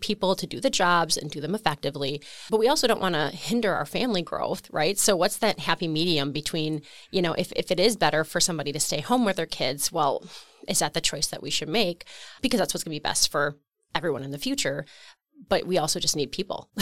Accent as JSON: {"language": "English", "town": "Waupun", "region": "Wisconsin", "country": "United States", "tie": "born or raised there", "said": "I grew up in Waupun, Wisconsin, actually in the rural area, Alto"}